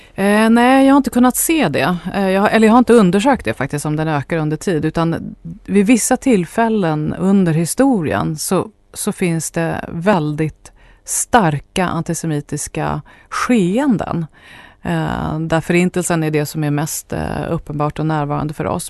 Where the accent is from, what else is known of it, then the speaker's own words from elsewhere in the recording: Sweden; jag är etnisk svensk